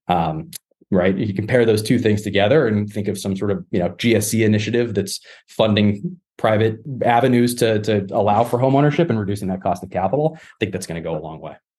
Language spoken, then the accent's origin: English; Massachusetts, United States; my home state here in Massachusetts